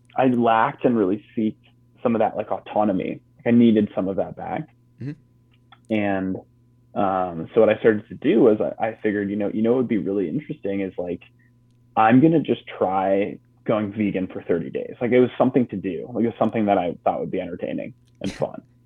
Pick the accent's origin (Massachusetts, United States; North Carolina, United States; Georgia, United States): Massachusetts, United States; outside of Boston; moved away; my parents are from Midwest, but we grew up on the East Coast outside of Boston